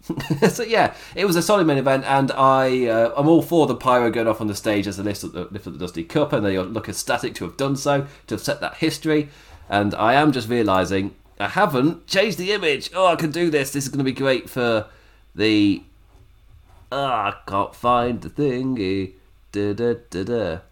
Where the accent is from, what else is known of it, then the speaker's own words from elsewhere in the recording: England, United Kingdom; Me being English